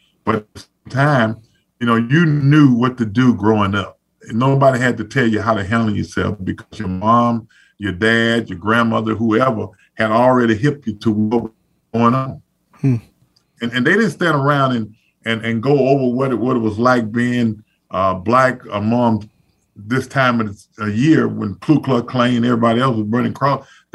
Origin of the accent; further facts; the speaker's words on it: Zachary, Louisiana, United States; moved away; so we're two people that's from Zachary, Louisiana. And, you know, it's a small town, and I try to get back as much as I possibly can